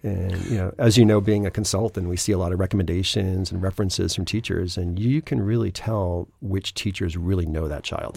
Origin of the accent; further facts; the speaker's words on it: Acton, Massachusetts, United States; I grew up in Acton, went to Acton Boxborough